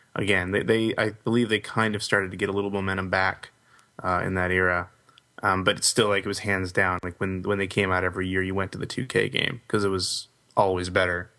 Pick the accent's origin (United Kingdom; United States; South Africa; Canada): Canada; growing up in Canada